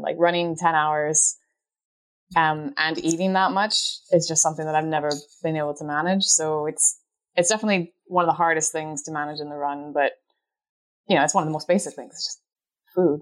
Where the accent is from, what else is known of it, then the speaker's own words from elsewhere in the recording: Canada; moved away as an adult; also born or lived in Scotland; I grew up in the Canadian Rockies